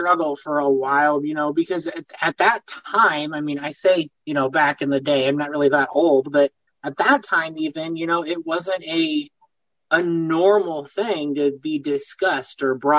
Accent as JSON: {"language": "English", "town": "Peoria", "region": "Illinois", "country": "United States", "tie": "born or raised there", "said": "I am from Peoria, Illinois. I actually live in Peoria Heights, but I'm Midwest, pretty much born and raised."}